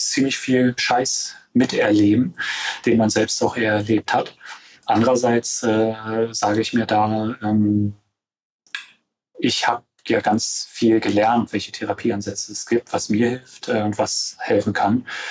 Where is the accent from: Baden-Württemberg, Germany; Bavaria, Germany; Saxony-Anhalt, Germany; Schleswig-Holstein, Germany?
Saxony-Anhalt, Germany; Stendal; in meiner Heimatregion, in der Altmark, in Stendal